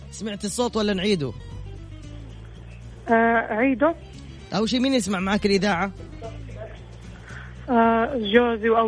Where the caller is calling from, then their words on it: Jeddah, Makkah Province, Saudi Arabia; معكم من جدة